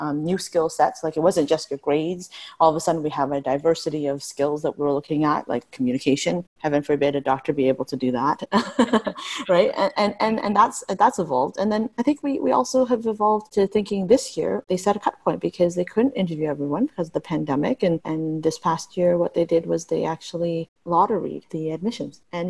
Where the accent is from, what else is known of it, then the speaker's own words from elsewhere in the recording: Niagara Region, Ontario, Canada; I grew up in Niagara region